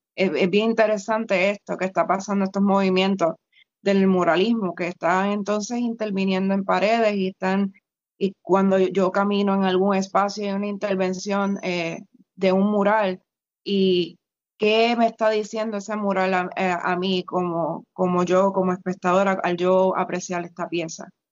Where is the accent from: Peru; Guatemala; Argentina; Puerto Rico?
Puerto Rico